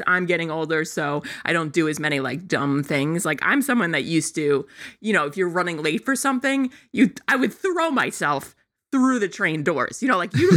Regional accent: Long Island, New York, United States; I grew up on Long Island

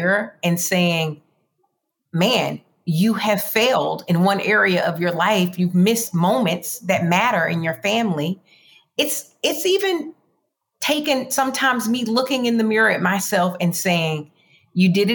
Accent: the South, United States; moved away; also born or lived in Greenwood, Florida / Dothan, Alabama; grew up in two areas. One is Greenwood, Florida. One is Dothan, Alabama

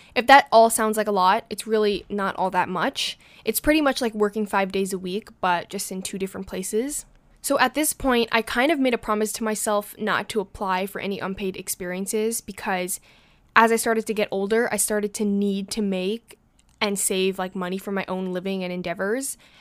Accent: New York City, New York, United States; being a New Yorker myself

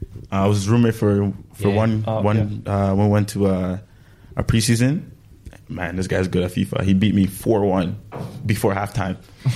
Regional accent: Canada; And plus, I have to pick him because I'm from Canada.

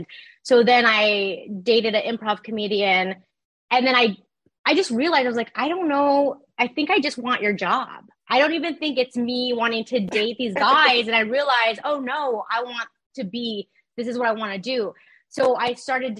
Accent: Ontario, California, United States; also born or lived in Rancho Cucamonga, California; now in West Hollywood, United States; I grew up in Ontario, California, and then the IE. So then later on, like Ranch Cucamonga with my family

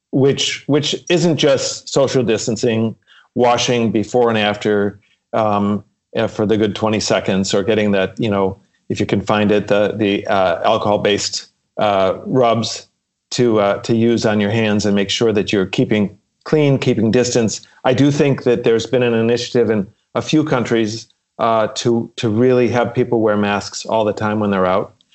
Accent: Chicago, Illinois, United States; we had a big family growing up in Chicago

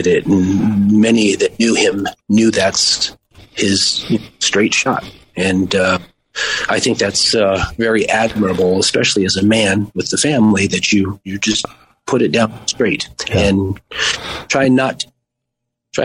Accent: Las Vegas, Nevada, United States; also born or lived in Maui; we grew up in Las Vegas outside of town

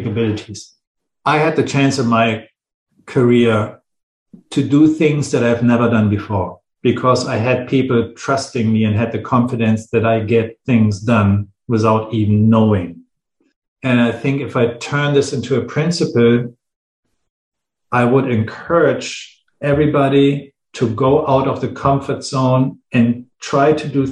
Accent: Hamburg, Germany; my hometown, Hamburg

